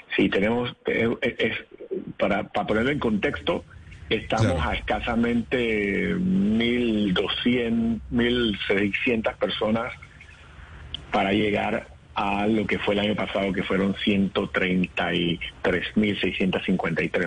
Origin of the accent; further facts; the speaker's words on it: Panama; Nosotros como panameños